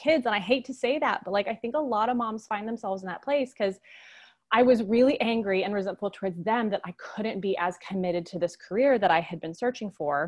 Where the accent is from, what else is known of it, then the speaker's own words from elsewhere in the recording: Boulder, Colorado, United States; moved away as an adult; now in South Georgia, United States; And I'm from Boulder, Colorado originally